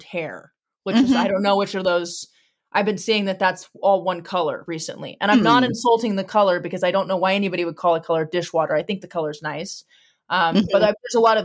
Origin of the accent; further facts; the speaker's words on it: Midwest, United States; I grew up in the Midwest